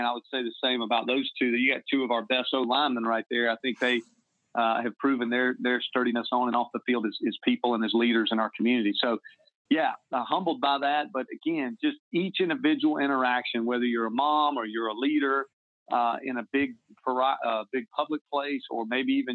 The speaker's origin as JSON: {"language": "English", "region": "the South", "country": "United States", "tie": "born or raised there", "also_born_or_lived": "South Carolina / Massachusetts / Kansas City", "moved": "as an adult", "said": "growing up in the South"}